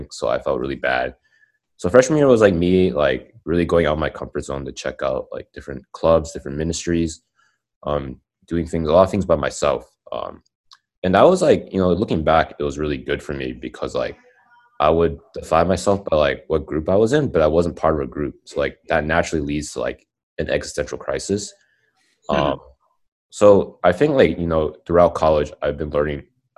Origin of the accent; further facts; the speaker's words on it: Dallas, Texas, United States; moved away as an adult; also born or lived in Austin, Texas; I'm from Dallas and I went to UT. So I moved to Austin. And I think that's the first time I've ever moved in, like, my life